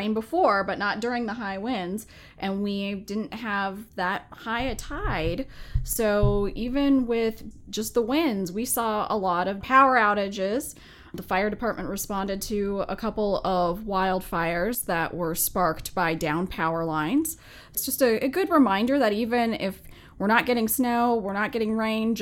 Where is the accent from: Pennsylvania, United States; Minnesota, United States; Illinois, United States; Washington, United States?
Minnesota, United States; now in James City County, Virginia, United States; I grew up in the Midwest